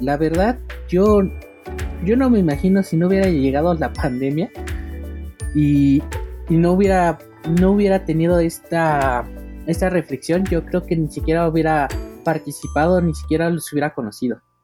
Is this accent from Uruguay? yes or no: no; Mexico; aquí en mi país, México